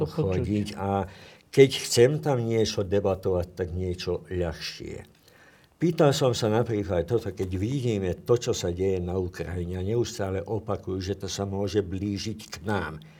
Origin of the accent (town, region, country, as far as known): Slovakia